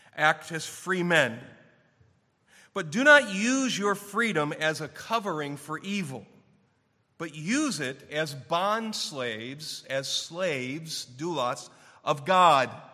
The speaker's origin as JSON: {"language": "English", "town": "Clarkston", "country": "United States", "tie": "born or raised there", "said": "when I was growing up in Clarkston at our church"}